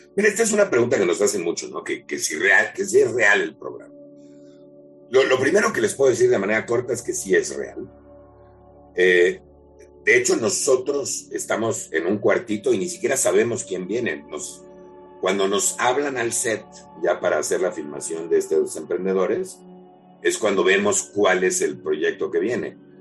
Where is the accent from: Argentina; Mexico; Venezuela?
Mexico; somos increíblemente creativos como mexicanos